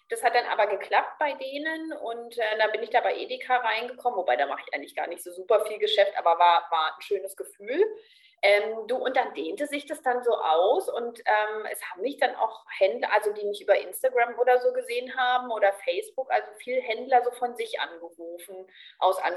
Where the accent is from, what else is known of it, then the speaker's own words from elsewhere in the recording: Berlin, Germany; moved away; Also ich bin so ganz offen und als Berlinerin ja auch so ein bisschen flapsig und lustig so.